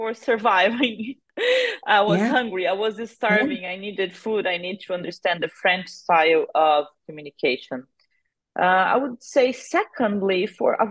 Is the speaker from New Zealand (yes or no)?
no; Brazil; accent: countryside accent; also born or lived in France; I'm an interculturalist from Brazil. I've been in the field for 20 years now, coming from the countryside of Brazil, suffered some linguistic bullying because of my countryside accent.